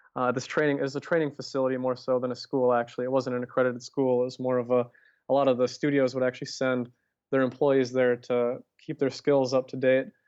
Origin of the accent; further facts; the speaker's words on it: Minnesota, United States; moved away as an adult; I ended up moving back to Minnesota